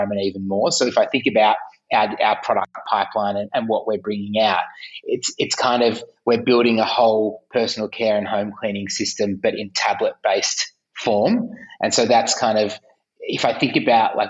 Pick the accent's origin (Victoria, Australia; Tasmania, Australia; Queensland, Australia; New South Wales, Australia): Victoria, Australia; Melbourne; I'm from Melbourne